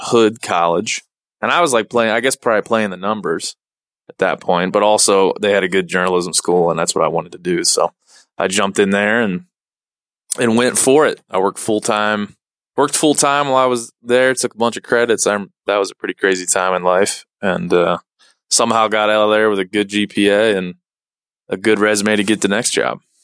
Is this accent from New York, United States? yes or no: no; Maryland, United States; moved away; where I grew up in Maryland